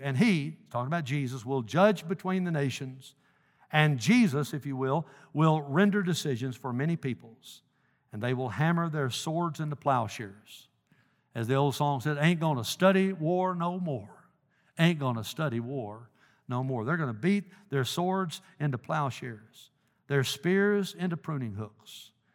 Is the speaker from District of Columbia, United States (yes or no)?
no; Dyersburg, Tennessee, United States; moved away; my hometown of Dyersburg